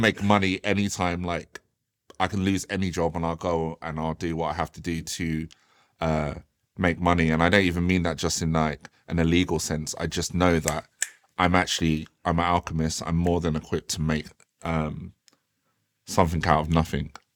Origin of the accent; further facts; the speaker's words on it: Croydon, London, United Kingdom; also born or lived in Thornton Heath / Norbury / South Norwood; when I was growing up in Croydon, like it was absolutely wild, wild west.